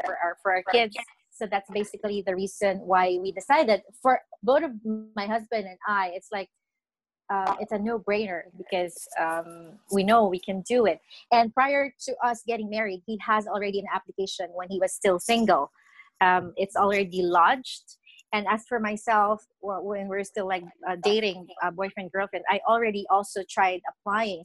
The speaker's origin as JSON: {"language": "English", "area": "Nueva Ecija", "region": "Central Luzon", "country": "Philippines", "tie": "born or raised there", "also_born_or_lived": "Quezon City, Philippines", "moved": "as an adult", "lives_now": "Canada", "said": "I was born and raised in the Philippines. I'm from Nueva Ecija"}